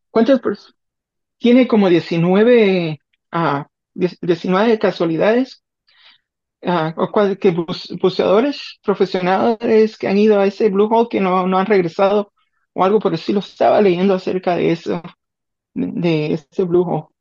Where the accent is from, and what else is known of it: Guatemala; moved away